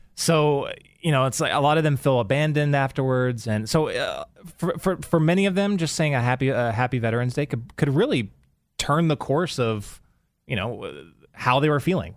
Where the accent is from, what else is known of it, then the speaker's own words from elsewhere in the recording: Texas, United States; moved away as an adult; also born or lived in Los Angeles, California; I'm you know from Texas, but then when I was in the military, I met my wife in California, and we lived in L.A. for oh man, like 20 years